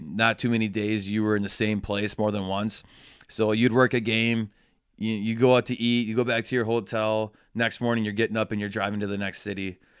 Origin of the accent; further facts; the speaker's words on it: Waupun, Wisconsin, United States; also born or lived in Madison, Wisconsin; we moved to Waupun, Wisconsin, uh, in February of ninety-two, and I've lived in Waupun ever since